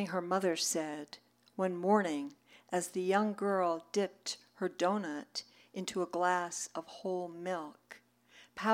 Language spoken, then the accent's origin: English; New York City, New York, United States; I grew up in New York City